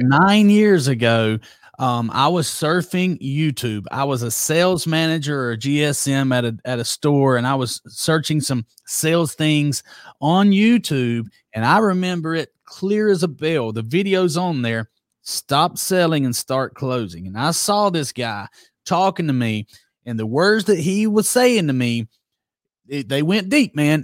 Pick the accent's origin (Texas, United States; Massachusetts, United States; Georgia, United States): Georgia, United States; Douglas; accent: Southern; also born or lived in Broxton, Georgia; born and reared in Douglas, Georgia